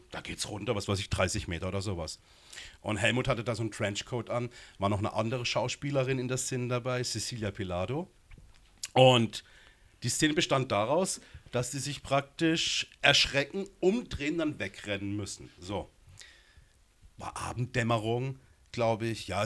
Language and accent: German; Gernsbach, Baden-Württemberg, Germany; also born or lived in Berlin / Munich; Also ich komme ja von hier aus der Gegend, bin in Baden-Baden geboren, gar genau, Gernsbach und gar genau aufgewachsen und war lange in Berlin, lange in München.